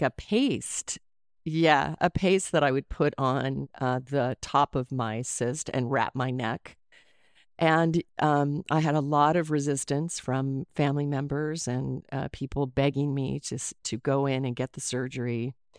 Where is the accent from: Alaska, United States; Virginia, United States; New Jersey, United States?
Alaska, United States; Anchorage; also born or lived in Colorado; I was raised in Alaska. I was born in Colorado and moved to Alaska when I was eight.